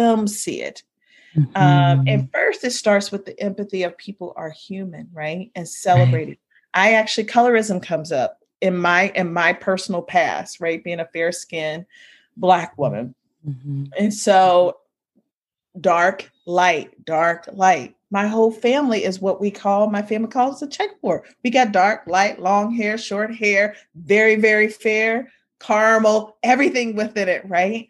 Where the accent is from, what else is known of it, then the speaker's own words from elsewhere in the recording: Ohio, United States; I grew up in Ohio with Sunday being the most segregated time of the hour